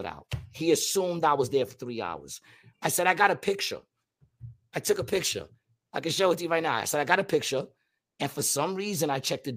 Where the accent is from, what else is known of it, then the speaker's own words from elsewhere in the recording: New York, United States; now in Atlantic City, United States; I'm from New York